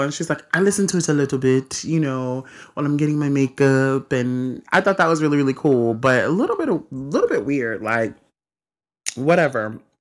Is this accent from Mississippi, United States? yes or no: yes; Mississippi, United States; I'm from Mississippi